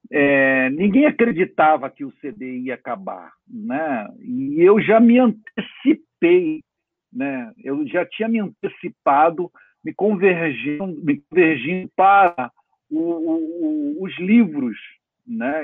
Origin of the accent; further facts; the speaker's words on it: Brazil; como brasileiro